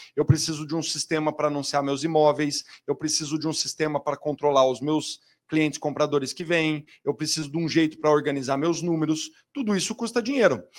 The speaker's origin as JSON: {"language": "Portuguese", "region": "São Paulo", "country": "Brazil", "said": "eu sou da Zona Leste de São Paulo"}